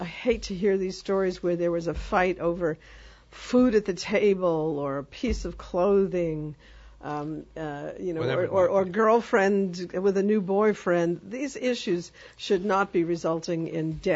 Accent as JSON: {"language": "English", "region": "New York", "country": "United States", "tie": "born or raised there", "moved": "yes", "said": "I grew up in New York."}